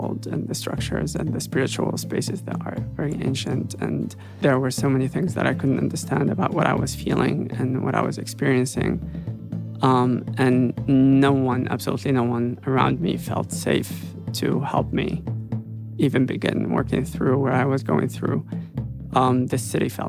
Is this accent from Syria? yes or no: yes; Damascus, Damascus Governorate, Syria; also born or lived in Aleppo, Syria; now in Los Angeles, United States; I grew up in Syria. I grew up in Damascus. Most of it in Damascus, some of it in Aleppo